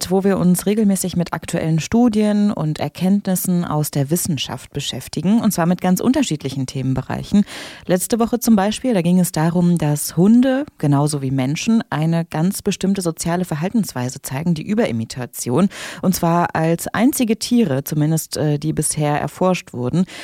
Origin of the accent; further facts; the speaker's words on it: Mönchengladbach, North Rhine-Westphalia, Germany; Ich war irgendwann im Museum Abteiberg, weil ich komme ja aus Mönchengladbach äh, und das ist da eben ein relativ großes und bekanntes Kunstmuseum